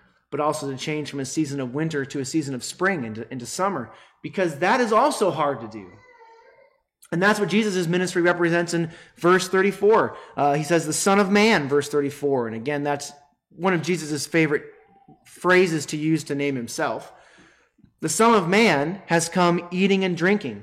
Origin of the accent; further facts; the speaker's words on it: United States; us Americans